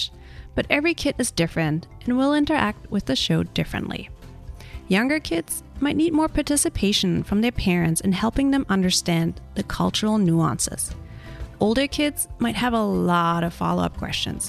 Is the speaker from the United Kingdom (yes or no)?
no; Germany; moved away; I grew up in Germany. My husband is American